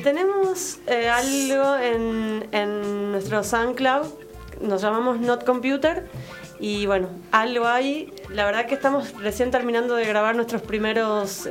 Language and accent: Spanish; Tucumán, Argentina; yo soy tucumana